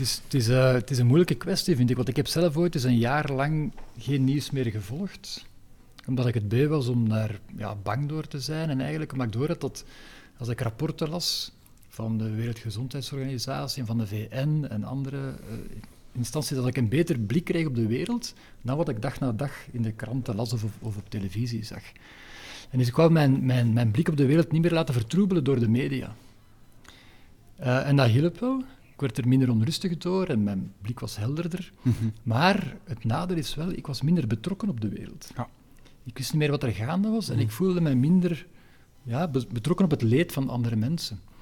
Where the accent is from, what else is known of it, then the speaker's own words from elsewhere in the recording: Leuven, Flanders, Belgium; moved away as an adult; now in Antwerp, Belgium; Ik ben geboren in Leuven en daar ook opgegroeid